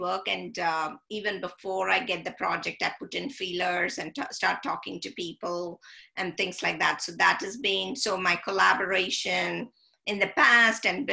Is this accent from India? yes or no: yes; India; I grew up in India and read a lot of British literature